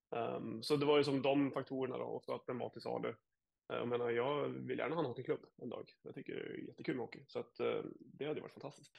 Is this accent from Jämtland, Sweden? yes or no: yes; Jämtland, Sweden; now in Sarasota, United States; som gammal surjämte